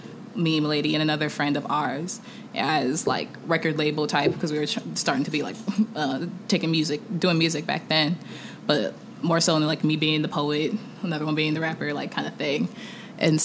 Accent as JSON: {"language": "English", "town": "Kansas City", "country": "United States", "tie": "born or raised there", "also_born_or_lived": "Nigeria (ancestry) / Atlanta", "said": "there's a Nigerian community of like Greater Kansas City."}